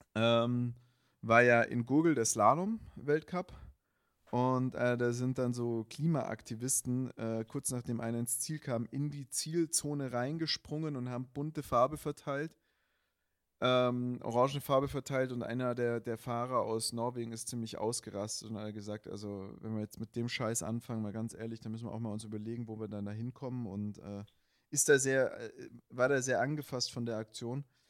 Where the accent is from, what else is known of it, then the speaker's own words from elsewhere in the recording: Black Forest, Baden-Württemberg, Germany; ich komme ja aus dem Schwarzwald